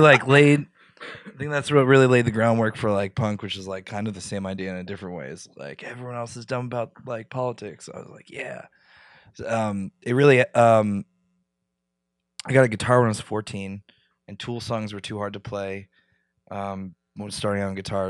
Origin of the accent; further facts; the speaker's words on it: near Philadelphia, Pennsylvania, United States; I grew up near Philly